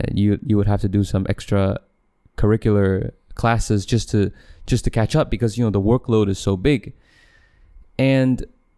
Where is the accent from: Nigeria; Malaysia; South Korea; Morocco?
Malaysia; I ethnically I'm Chinese, but I was born in Malaysia, and if you, and so I don't identify as a person from mainland China